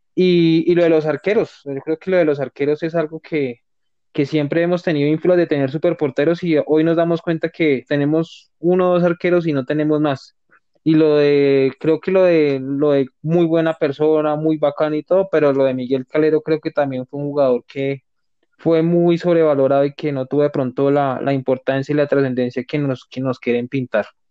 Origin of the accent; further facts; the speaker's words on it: Colombia; como colombianos